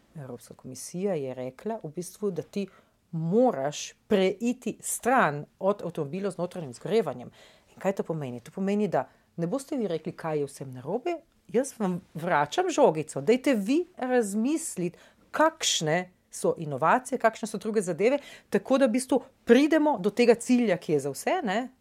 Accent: Nova Gorica, Goriška, Slovenia; prihajam iz Nove Gorice ne? in ja. v bistvu iz stanovanja vidim čez v Italijo

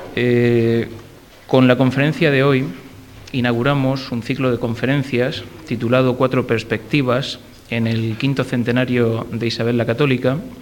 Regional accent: Region of Murcia, Spain; como murcianos debemos sentir orgullo

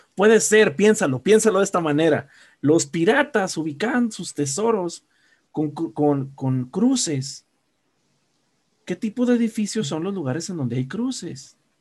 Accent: Guadalajara, Jalisco, Mexico

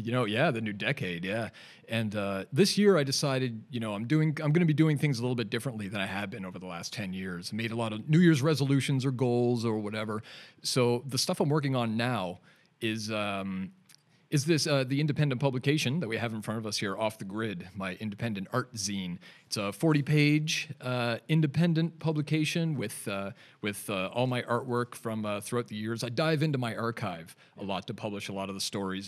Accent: Canada; now in Newcastle upon Tyne, United Kingdom; I'm a Canadian, if you couldn't tell from my weird accent. And just relocated over to Newcastle upon Tyne.

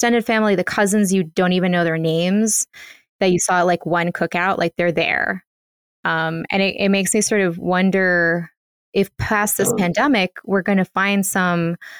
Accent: Colombia; moved away; So I come from Colombia

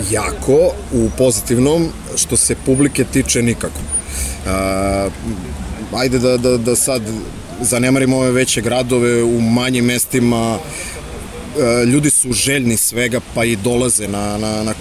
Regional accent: Belgrade, Serbia; Dolazim iz Beograda

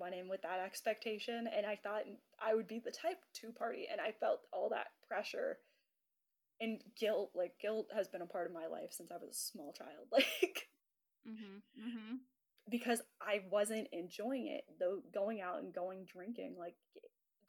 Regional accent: United States; growing up in the States

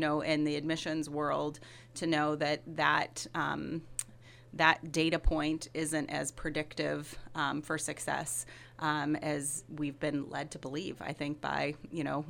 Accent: Decatur, Illinois, United States; moved away as an adult; also born or lived in Chicago; now in Monmouth, United States; I grew up in Decatur, so about two and a half hours from Monmouth. So it's great to be back in Illinois

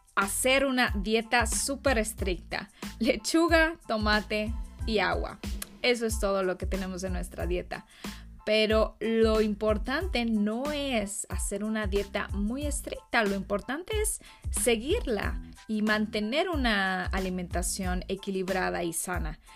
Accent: Mexico; yo vengo de México

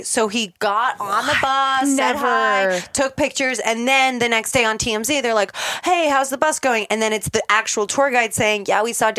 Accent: Tampa, Florida, United States; moved away as an adult; also born or lived in New York City; I'm from Tampa

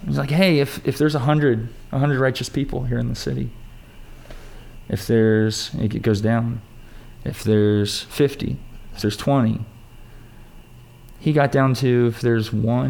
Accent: United States; we grew up in America

